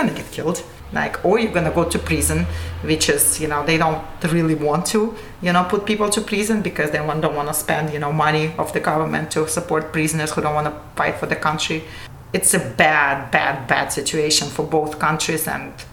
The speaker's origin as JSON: {"language": "English", "country": "Russia", "tie": "born or raised there", "also_born_or_lived": "Ukraine / Moscow / St. Petersburg", "moved": "as an adult", "lives_now": "United States", "said": "I grew up in Moscow and St. Petersburg, you know, so, and I spent every summer in Ukraine."}